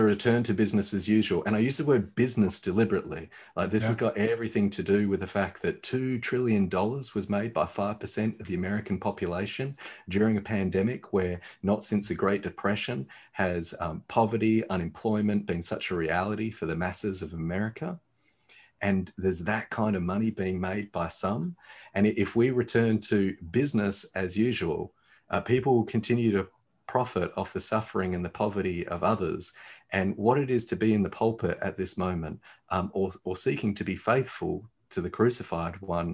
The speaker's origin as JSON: {"language": "English", "country": "Australia", "said": "particularly as Australian"}